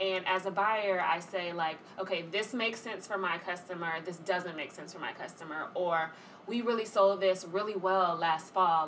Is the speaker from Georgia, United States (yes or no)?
yes; Atlanta, Georgia, United States; moved away as an adult; also born or lived in Washington, D.C.; now in New York, United States; born and raised in Atlanta